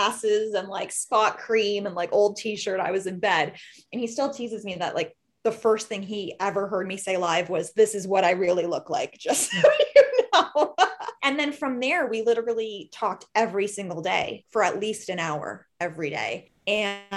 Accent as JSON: {"language": "English", "region": "Southwestern Ontario", "country": "Canada", "tie": "born or raised there", "also_born_or_lived": "Toronto", "moved": "as an adult", "said": "I grew up in Southwestern Ontario, moved to Toronto about 10 years ago."}